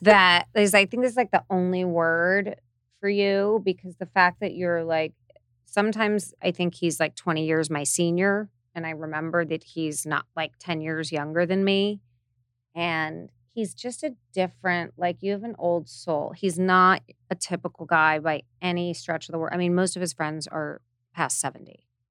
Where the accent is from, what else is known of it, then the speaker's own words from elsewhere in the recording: Hidden Hills, California, United States; I grew up in Hidden Hills, went to U S C